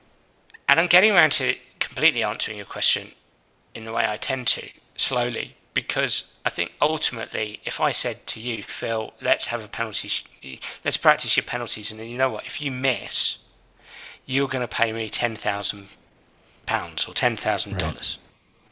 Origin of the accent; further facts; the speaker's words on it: England, United Kingdom; I'm an Englishman, yeah.